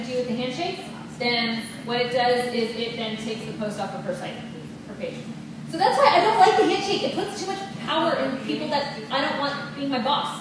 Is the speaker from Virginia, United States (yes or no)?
no; Texas, United States; I'm from Texas